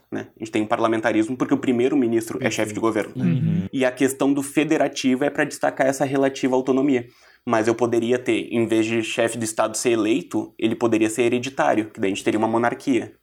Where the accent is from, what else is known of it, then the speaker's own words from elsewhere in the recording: Brazil; Eu sou da nação brasileira porque eu tenho uma identidade enquanto brasileiro, a minha cultura é brasileira